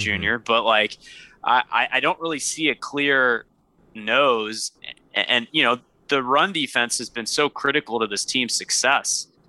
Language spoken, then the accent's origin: English; Louisiana, United States; moved away as an adult; also born or lived in Virginia; I'm from Louisiana originally